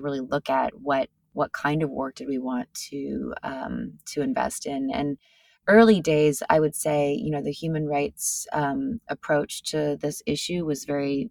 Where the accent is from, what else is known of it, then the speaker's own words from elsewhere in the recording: California, United States; now in New York, United States; I grew up in California